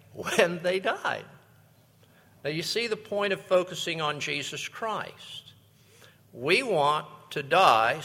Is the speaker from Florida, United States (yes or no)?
yes; West Palm Beach, Florida, United States; I grew up in West Palm Beach